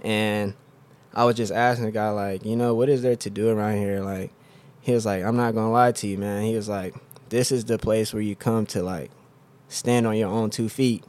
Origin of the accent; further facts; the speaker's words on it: Oklahoma City, Oklahoma, United States; I'm from Oklahoma City, Oklahoma. Uh, I've lived there my whole life.